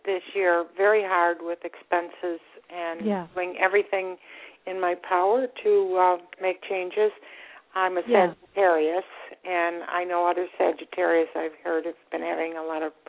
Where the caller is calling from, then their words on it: Florida, United States; I'm from Florida, and I'm so grateful you took my call.